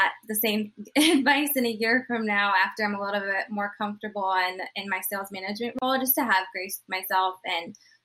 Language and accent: English; Charleston, South Carolina, United States; I'm from Charleston, South Carolina